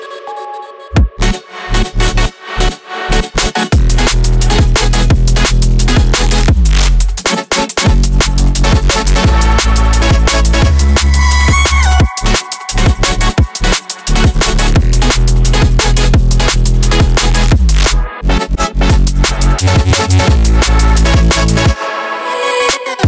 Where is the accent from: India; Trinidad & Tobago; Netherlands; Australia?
Netherlands; the Netherlands, I should say, my home country